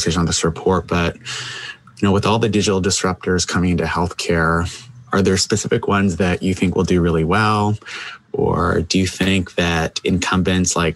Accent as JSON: {"language": "English", "country": "Canada", "said": "I'll disclose I'm a Canadian"}